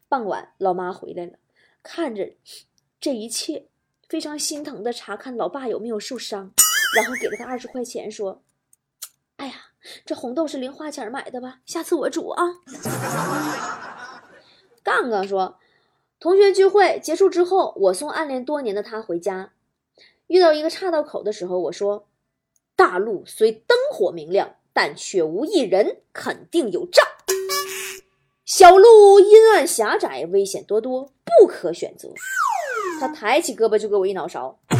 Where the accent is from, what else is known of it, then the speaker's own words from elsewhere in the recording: Northeast China, China; 我们东北人